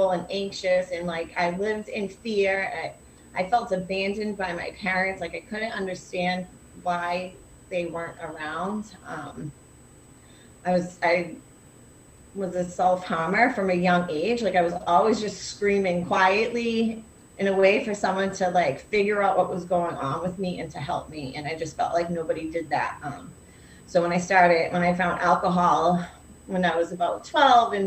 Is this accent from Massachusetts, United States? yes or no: yes; Lynn, Massachusetts, United States; I'm from Lynn